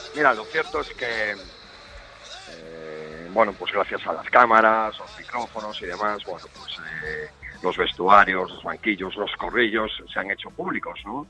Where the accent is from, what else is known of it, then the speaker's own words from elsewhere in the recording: Santiago de Compostela, Galicia, Spain; yo nací en Santiago de Compostela